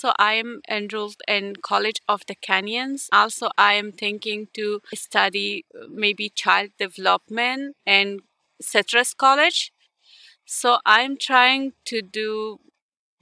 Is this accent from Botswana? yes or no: no; Ukraine; English is a second language; moved away as an adult; also born or lived in Simi Valley; now in United States; we are from Ukraine